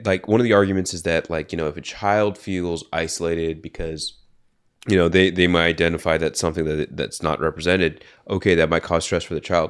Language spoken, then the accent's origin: English; Bay Area, California, United States; I'm from the Bay Area